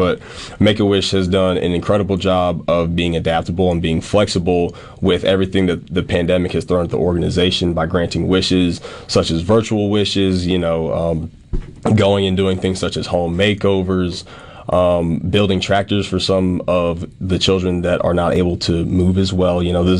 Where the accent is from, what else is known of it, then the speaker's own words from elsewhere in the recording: the South, United States; as a kid growing up in the South